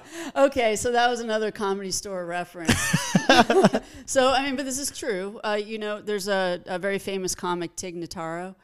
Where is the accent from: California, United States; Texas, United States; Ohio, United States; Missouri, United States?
California, United States; Los Angeles; I grew up in Pacific Palisades